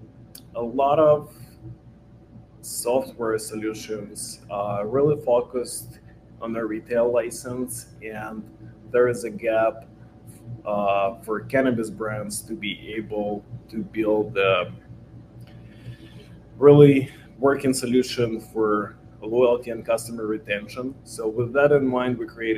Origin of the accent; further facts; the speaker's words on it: Ukraine; moved away as an adult; now in Los Angeles, United States; I was born in Ukraine. I'm a Ukrainian Jew. I moved to States 9 years ago. What I was doing before, it was a software development and coding school back in Ukraine.